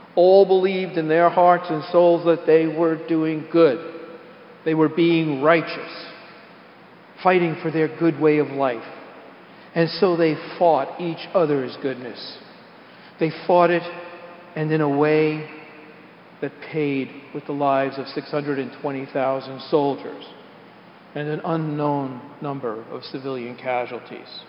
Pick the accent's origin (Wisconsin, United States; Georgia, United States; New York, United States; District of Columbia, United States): New York, United States; New York City; we're from the Bronx